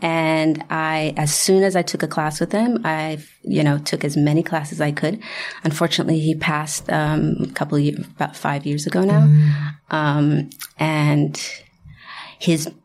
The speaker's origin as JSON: {"language": "English", "country": "Haiti", "moved": "yes", "said": "I am from Haiti"}